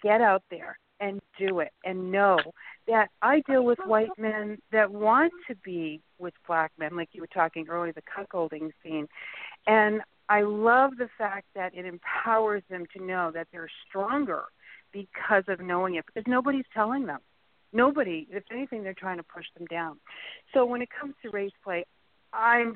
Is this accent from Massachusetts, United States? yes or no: yes; Boston, Massachusetts, United States; I grew up in Boston